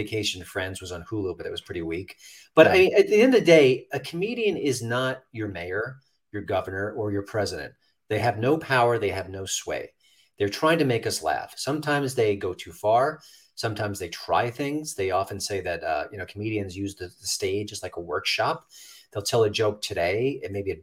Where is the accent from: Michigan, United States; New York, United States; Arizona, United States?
New York, United States; I'm from New York, I'm a New York native